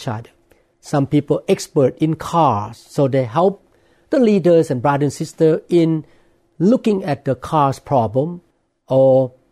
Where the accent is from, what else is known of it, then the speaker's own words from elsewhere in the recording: Thailand; English is a second language; now in Seattle, United States; I grew up in Thailand